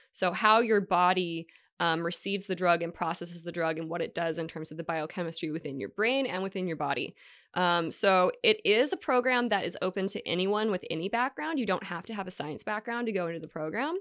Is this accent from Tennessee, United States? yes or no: no; Hawaii, United States; moved away as an adult; also born or lived in Washington State / Las Vegas, Nevada; now in California, United States; grew up in Hawaii. I went to high school in Vegas, and then I went to college in Hawaii